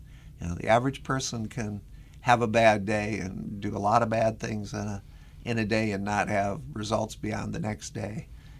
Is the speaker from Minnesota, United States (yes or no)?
yes; Minnesota, United States; accent: Minnesota; now in US South; I'm from Minnesota originally. If you can't tell from the accent, it's a little bit of a mixture of Minnesota with about 30 years of living down south on top of it.